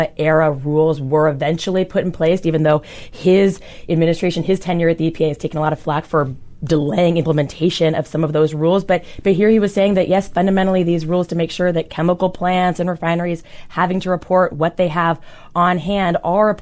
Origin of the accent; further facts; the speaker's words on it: Tacoma, Washington, United States; a minor league baseball team in my hometown